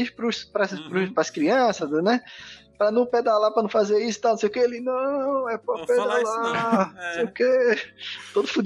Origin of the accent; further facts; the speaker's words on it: Afogados, Pernambuco, Brazil; also born or lived in Recife; Afogados tá é lá no assim, interior, sacou? É, eu nasci em Afogados